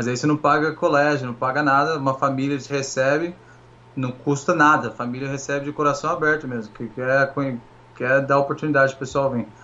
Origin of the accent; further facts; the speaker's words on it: Taubaté, São Paulo, Brazil; moved away as an adult; also born or lived in Pindamonhangaba / Rio de Janeiro; now in United States; Eu nasci em Pindamonhangaba, no interior de São Paulo mas eu passei com dois anos eu mudei para Taubaté e morei lá praticamente minha vida inteira.